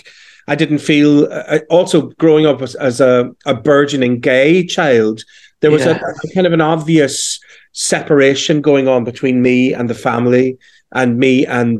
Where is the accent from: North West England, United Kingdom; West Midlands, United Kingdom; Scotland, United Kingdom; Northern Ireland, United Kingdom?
Northern Ireland, United Kingdom; Belfast; accent: Northern Irish; moved away; also born or lived in London; I was born in 1966 in West Belfast, I suppose famously known as the Falls Road